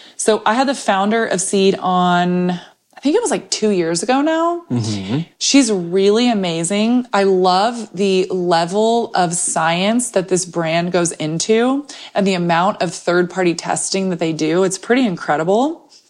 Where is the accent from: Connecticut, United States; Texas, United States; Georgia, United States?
Texas, United States; as a Texan